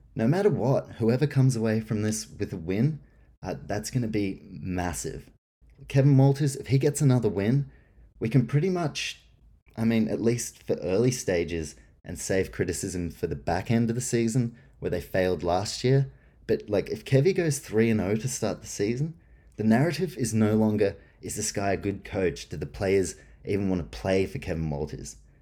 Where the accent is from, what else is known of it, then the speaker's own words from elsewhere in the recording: New Zealand; moved away; also born or lived in Canberra, Australia; I was born in New Zealand